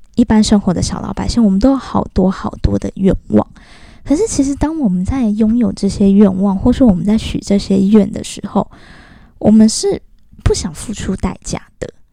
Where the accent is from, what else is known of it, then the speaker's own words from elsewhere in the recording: southern Taiwan, Taiwan; moved away; 因为我以前小时候住在南部，我们都是眷村的那种 子弟